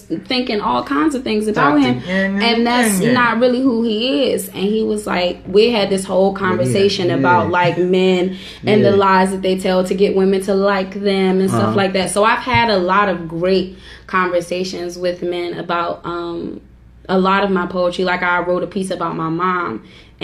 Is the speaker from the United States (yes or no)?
yes; Washington, District of Columbia, United States; I'm from Northeast DC, and I'm just a regular small town girl